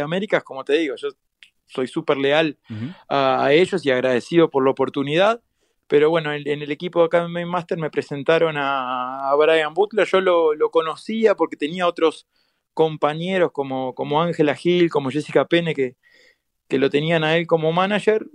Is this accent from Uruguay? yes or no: yes; Uruguay; de donde vengo yo, de, Uruguay, eh, somos como una, somos muy, muy poquitos, somos 3 millones nada más